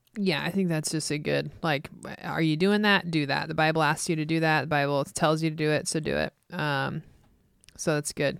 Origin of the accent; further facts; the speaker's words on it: Midwest, United States; growing up in the Midwest